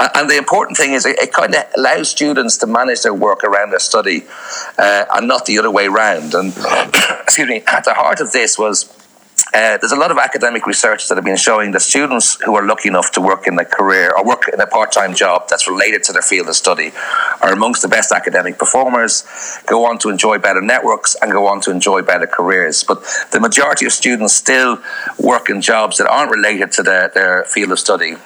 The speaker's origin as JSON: {"language": "English", "town": "Dublin", "region": "Leinster", "country": "Ireland", "also_born_or_lived": "Amsterdam / Indonesia / Iran", "moved": "as an adult", "lives_now": "Croatia", "said": "I'm originally from Dublin and I studied in uh, uh, UCD there"}